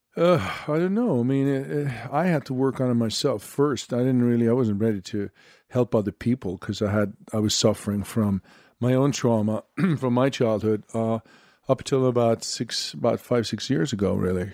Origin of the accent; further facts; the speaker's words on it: Sweden; moved away; I'm from Sweden, blonde